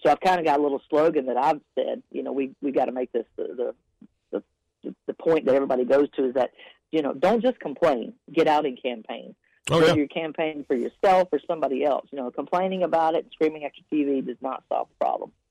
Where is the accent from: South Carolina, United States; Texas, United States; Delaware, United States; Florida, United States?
South Carolina, United States; York County, Upstate; moved away; I'm from South Carolina originally, but I'm from Upper State, of uh, York County area